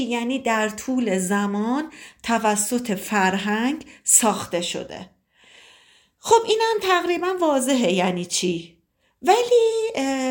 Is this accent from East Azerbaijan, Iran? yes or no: yes; Tabriz, East Azerbaijan, Iran; سی و پنج سالمه متولد تبریزم